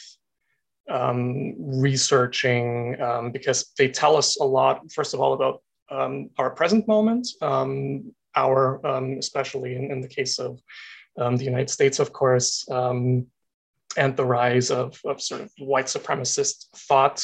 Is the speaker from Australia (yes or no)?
no; Austria; moved away as an adult; now in Canada; An international student. I am from Austria